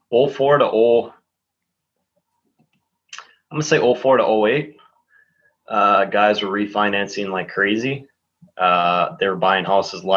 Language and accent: English; Green Bay, Wisconsin, United States; I grew up in Green Bay. Obviously, I grew up in Green Bay